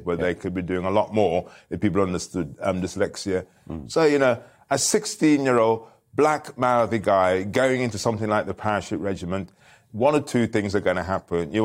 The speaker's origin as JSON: {"language": "English", "town": "Birmingham", "region": "West Midlands", "country": "United Kingdom", "tie": "born or raised there", "moved": "yes", "said": "I was left behind, and then when they earned enough money, I then followed, and I was brought up in Small Heath in Birmingham"}